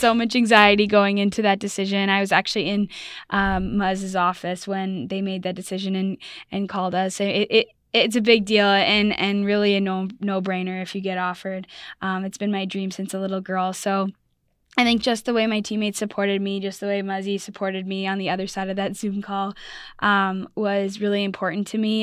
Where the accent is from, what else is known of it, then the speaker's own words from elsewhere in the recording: Burlington, Ontario, Canada; moved away; also born or lived in Ohio, United States; I'm Canadian, I'm from Toronto, or Burlington, Ontario, uh, near Toronto